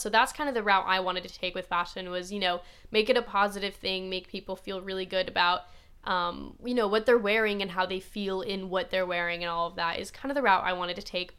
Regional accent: Midwest, United States; that's just not how I grew up

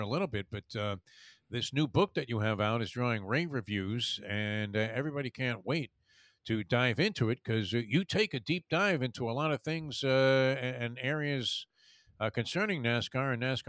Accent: New York, United States; I grew up in the Northeast in New York

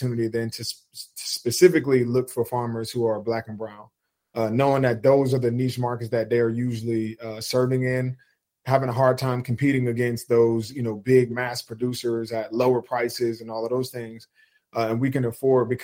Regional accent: New Jersey, United States; moved away; growing up on the East Coast, being a Jersey kid

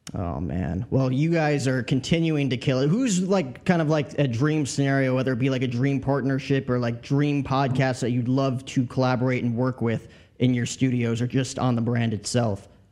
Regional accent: New Jersey, United States; also born or lived in Bronx, New York; I grew up in Jersey, Yankee seasons and tickets, lived in the Bronx

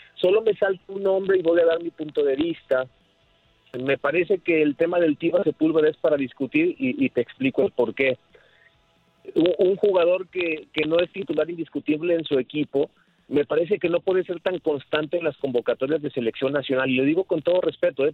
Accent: Mexico; me siento mexicano

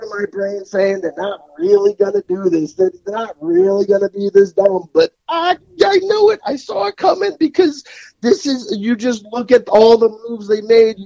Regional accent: New Jersey, United States; I've lived in North Jersey since I was in fourth grade

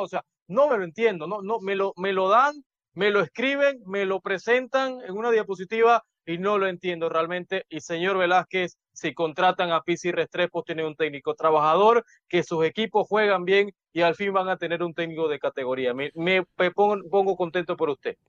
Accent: Panama; como panameño

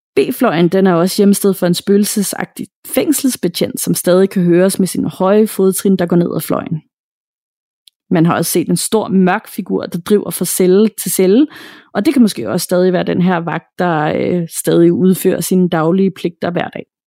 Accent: Denmark; her hjemme i Danmark

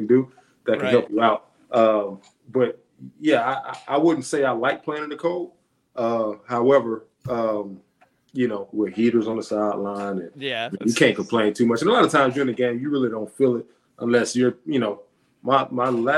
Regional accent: Alabama, United States; moved away; I'm from Alabama

